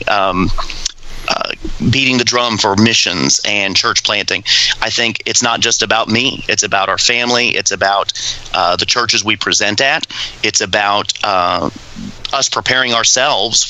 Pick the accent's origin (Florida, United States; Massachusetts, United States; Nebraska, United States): Florida, United States; moved away as an adult; we're from Florida